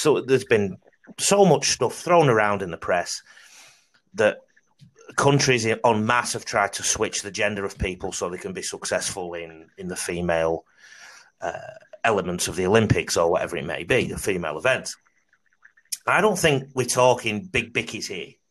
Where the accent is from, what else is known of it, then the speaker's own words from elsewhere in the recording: Salford, North West England, United Kingdom; now in Australia; I could also say Tara because I'm from Salford.